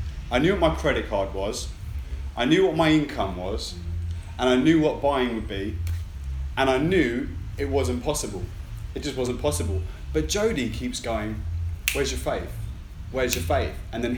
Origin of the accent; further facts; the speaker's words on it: United Kingdom; I'm British